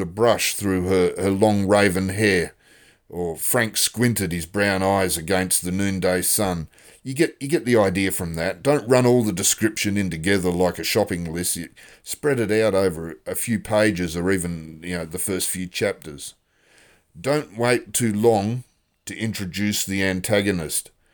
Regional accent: Australia; also born or lived in Western Australia; I'm an Australian author

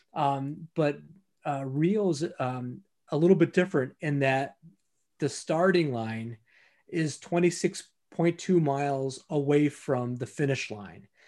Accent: Detroit, Michigan, United States; the Detroit Marathon, right? And that's my hometown

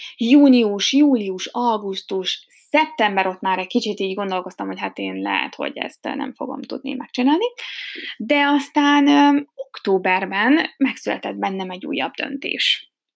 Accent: Hungary; first language Hungarian; moved away as an adult; now in Germany; magyar vagyok

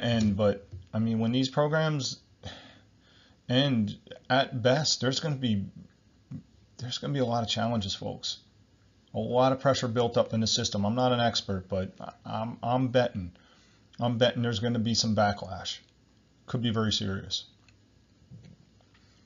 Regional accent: New Jersey, United States; I'm from New Jersey.

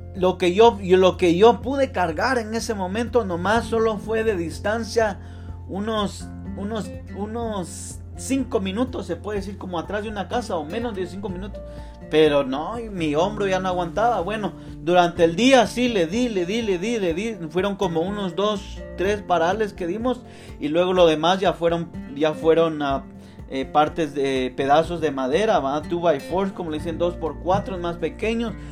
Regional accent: Guatemala; yo soy de Guatemala

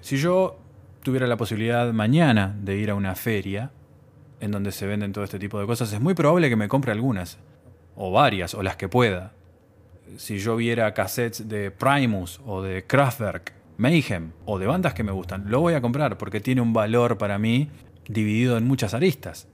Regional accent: Uruguay; En mi país, Uruguay

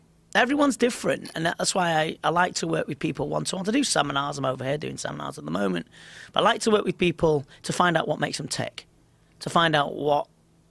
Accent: England, United Kingdom; But polite, I'm English.

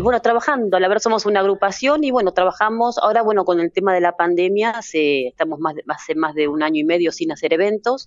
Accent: Buenos Aires, Argentina; yo nací en Buenos Aires

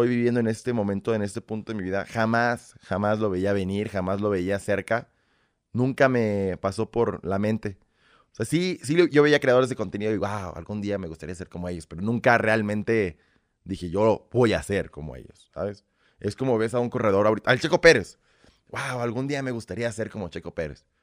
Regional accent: Belarus; born there; Es que soy nacido en República de Bielorrusia.

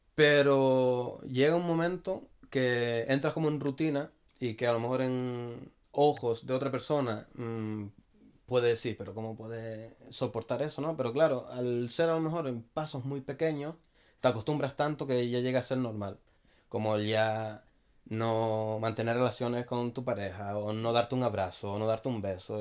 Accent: Gran Canaria, Canary Islands, Spain; moved away as an adult; now in Netherlands; soy de Gran Canaria

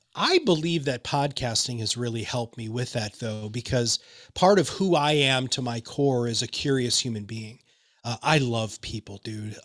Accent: Michigan, United States; I'm from Michigan

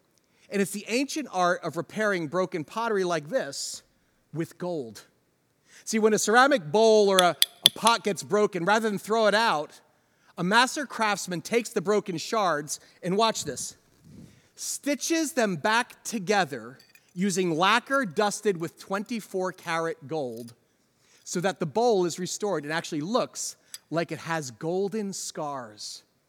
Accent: New Jersey, United States; I mean, it sounds nice, but I'm from New Jersey.

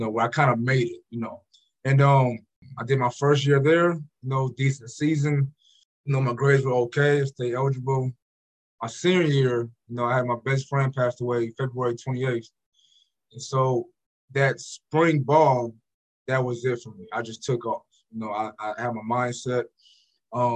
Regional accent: Portland, Oregon, United States; moved away as an adult; also born or lived in Hawaii / Green Bay / New York / Canada; I'm from Portland

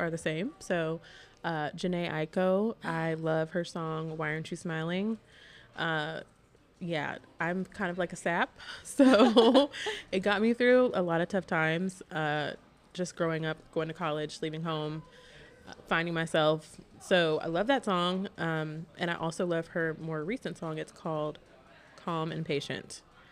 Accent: Columbia, South Carolina, United States; moved away as an adult; also born or lived in Charlotte, North Carolina; I am from Columbia, South Carolina. So I grew up there and moved to Charlotte for college in 2015.

